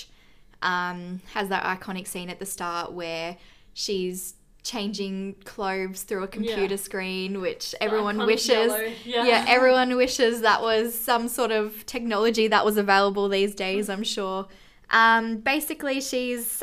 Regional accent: Australia; we're Australian

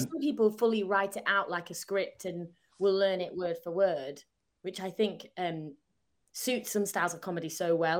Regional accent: Southport, North West England, United Kingdom; accent: northern; moved away as an adult; now in London, United Kingdom; I'm from Southport, so South, like, opposite Blackpool

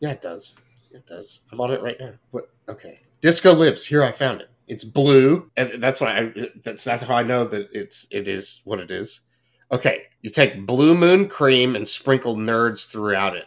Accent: Fort Worth, Texas, United States; I grew up in Fort Worth

